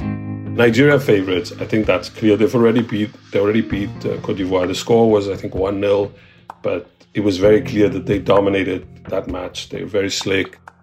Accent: South Africa; now in New York City, United States; I'm South African

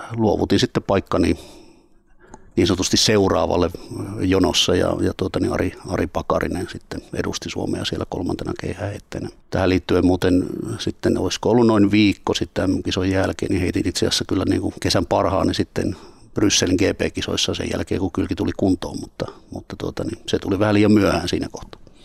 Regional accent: Pielavesi, North Savo, Finland; moved away as an adult; now in Turku, Finland; Pielavedin kotikyläni niin Laukkalan

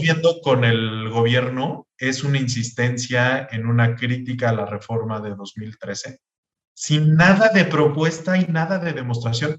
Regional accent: Mexico; los mexicanos no vemos los movimientos en tiempo real

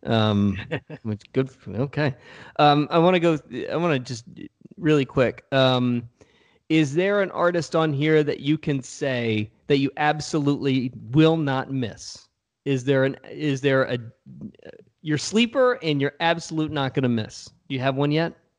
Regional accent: Richmond, Virginia, United States; I'm from Richmond

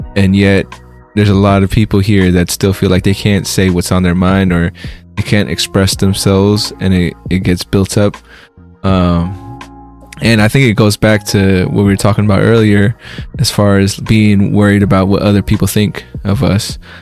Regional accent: United States; also born or lived in Philippines; I was raised in America. I was born in the Philippines, moved here when I was four, so pretty much American.

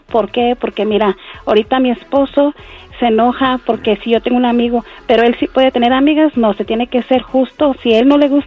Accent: El Salvador; pero como yo soy del Salvador, así yo le hablo a mis clientes.

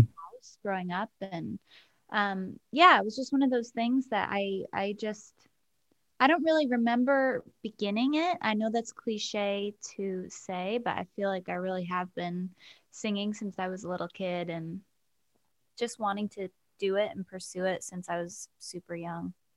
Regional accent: Keene, New Hampshire, United States; moved away as an adult; also born or lived in Boston; now in Nashville, United States; I was born in Keene, New Hampshire. It's like a small New England town. And, uh, yeah, I, I grew up there, and then I went to college in Boston.

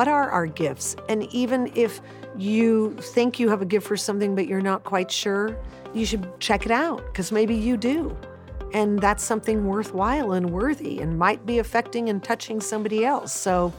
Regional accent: Los Angeles, California, United States; I was born and raised in Hollywood, California, and my dad was Bulgarian and my mom was Greek, and they met in New York and moved to California after they got married.

